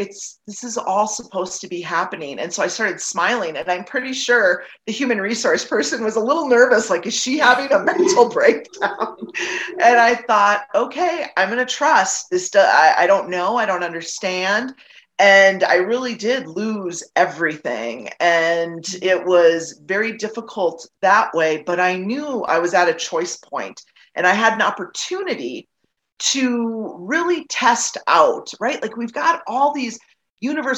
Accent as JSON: {"language": "English", "region": "Wisconsin", "country": "United States", "tie": "born or raised there", "moved": "as an adult", "lives_now": "Colorado, United States", "said": "I was born and raised in Wisconsin, not far from where your father lived, actually"}